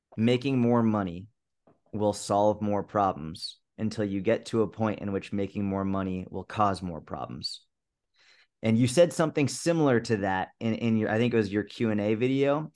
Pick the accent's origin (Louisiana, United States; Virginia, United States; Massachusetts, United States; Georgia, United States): Massachusetts, United States; I grew up in Massachusetts